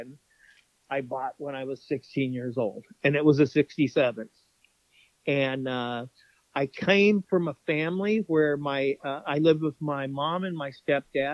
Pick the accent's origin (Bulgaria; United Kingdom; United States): United States; Stanton, California; I grew up in Stanton, which is the city right next to Anaheim